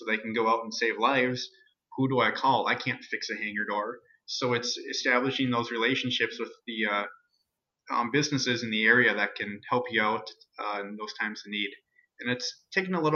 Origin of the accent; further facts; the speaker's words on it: Alexandria, Minnesota, United States; It's my hometown.